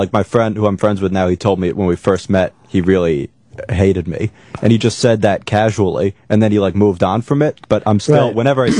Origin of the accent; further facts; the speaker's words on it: New York City, New York, United States; moved away as an adult; now in Chicago, United States; Oh, no, I'm from New York. I'm from Spanish Harlem area.